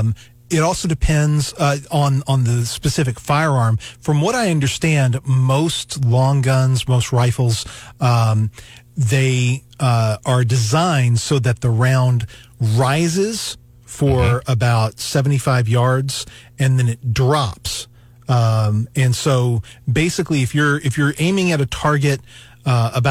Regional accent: Knoxville, Tennessee, United States; now in Missouri, United States; I was raised in Tennessee by a family that had lived in Tennessee forever.

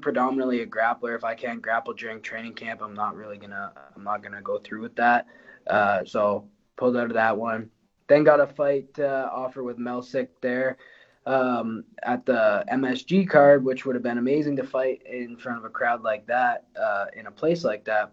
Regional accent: Windsor, Ontario, Canada; I'm from Essex County, uh, and like Windsor area

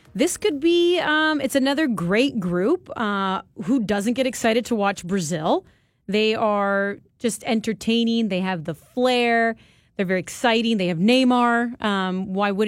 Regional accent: Vaughan, Ontario, Canada; it's my hometown. It is Vaughan, Ontario

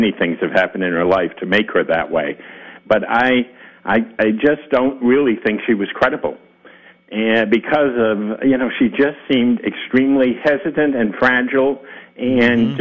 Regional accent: Rhode Island, United States; moved away; I'm from Rhode Island originally

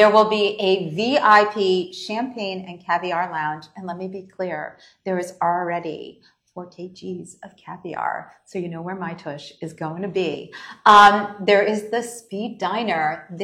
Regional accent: outside New York City, United States; I grew up outside New York City

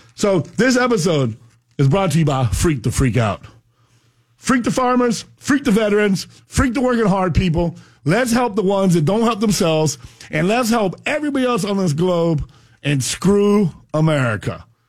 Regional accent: United States; We come from a sugarcane farm in down south and you realize that sugarcane, you know, I, I grew up on a million acres

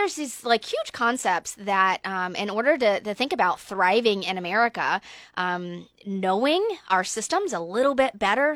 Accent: Georgia, United States; moved away; I'm from Georgia, though, so I'm an, I'm an S E C fan

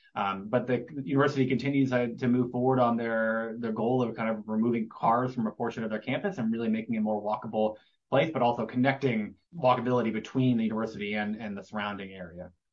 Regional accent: Gainesville, Florida, United States; I grew up in Gainesville

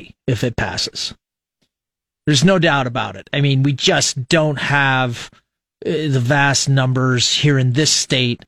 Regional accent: Fremont, Nebraska, United States; growing up in Fremont

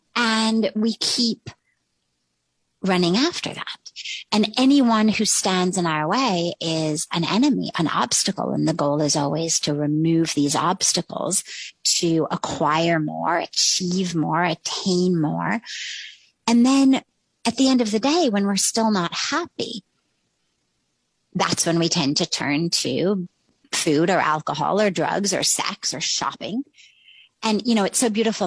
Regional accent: Los Angeles, California, United States; moved away as an adult; also born or lived in Palo Alto; now in India; I grew up in Los Angeles, literally in Hollywood

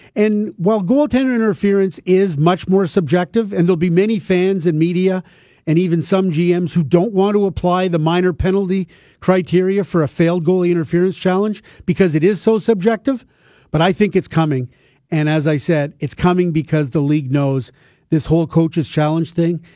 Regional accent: Toronto, Ontario, Canada; when I was a kid growing up in Toronto in the nineteen sixties

